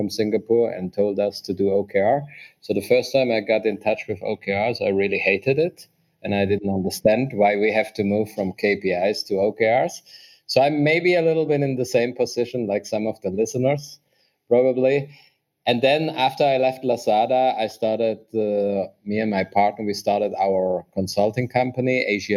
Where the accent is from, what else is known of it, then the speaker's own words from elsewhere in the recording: Germany; moved away as an adult; now in Vietnam; I'm originally from Germany. Since 8 years, I'm in Vietnam